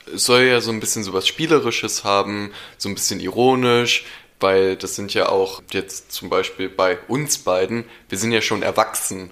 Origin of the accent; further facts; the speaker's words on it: Berlin, Germany; ich bin in Berlin aufgewachsen